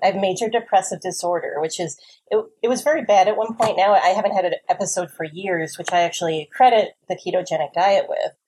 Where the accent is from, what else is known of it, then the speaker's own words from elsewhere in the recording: New Jersey, United States; I'm from New Jersey.